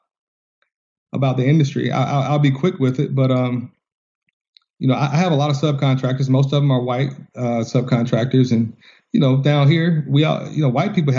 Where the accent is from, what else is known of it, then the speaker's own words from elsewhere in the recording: Georgia, United States; I'm from Georgia.